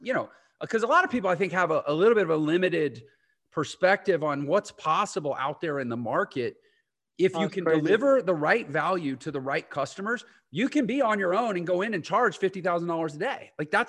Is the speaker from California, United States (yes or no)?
no; Houston, Texas, United States; I'm from Houston